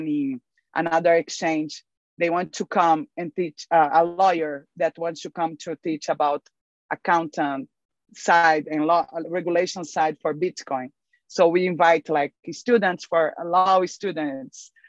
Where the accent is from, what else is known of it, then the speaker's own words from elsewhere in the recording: Brazil; I'm from Brazil